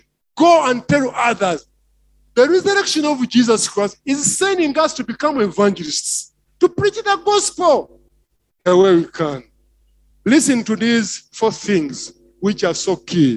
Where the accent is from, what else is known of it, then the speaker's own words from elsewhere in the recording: Kyagwe, Central Region, Uganda; where I come from Chagwe